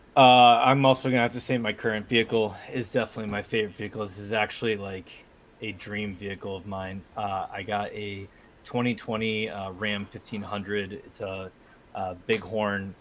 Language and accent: English; Northeast, United States; I'm from the Northeast. We drink soda